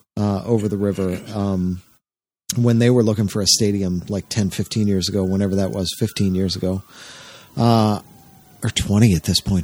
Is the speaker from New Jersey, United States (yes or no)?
yes; New Jersey, United States; moved away; I grew up in South Jersey